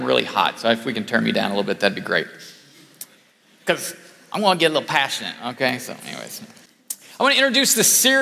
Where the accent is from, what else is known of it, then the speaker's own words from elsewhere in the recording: Illinois, United States; I grew up in Illinois, the great state of Illinois.